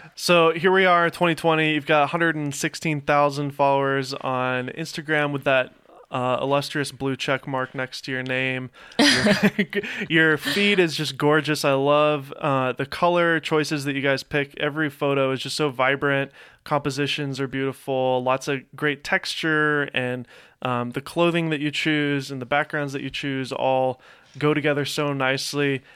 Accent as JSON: {"language": "English", "town": "Nashville", "region": "Tennessee", "country": "United States", "tie": "born or raised there", "moved": "as an adult", "lives_now": "Los Angeles, United States", "said": "I was, uh, born here, but grew up in Nashville"}